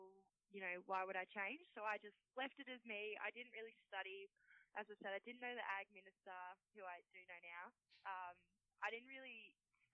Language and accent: English; Finley, New South Wales, Australia; Back to Finley to teach in my hometown.